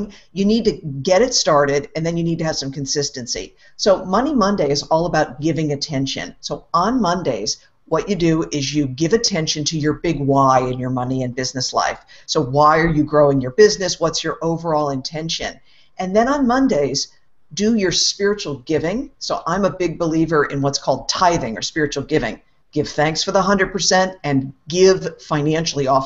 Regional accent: East Coast, United States; I grew up on the East Coast in the U.S.

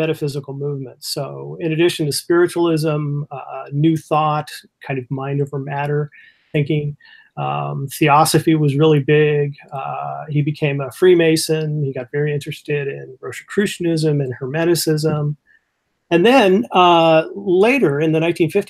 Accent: California, United States; now in Michigan, United States; I'm originally from California

